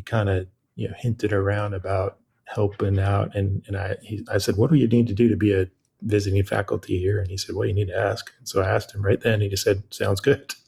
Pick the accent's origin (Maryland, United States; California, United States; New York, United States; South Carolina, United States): California, United States; moved away as an adult; also born or lived in Chapel Hill, North Carolina; now in Wilmington, United States; I'm from California, born and raised